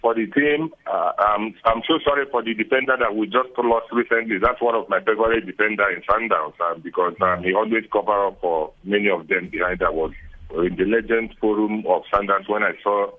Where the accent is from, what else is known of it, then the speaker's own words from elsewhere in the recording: Nigeria; moved away; also born or lived in South Africa; I'm also a South African. I'm a Nigerian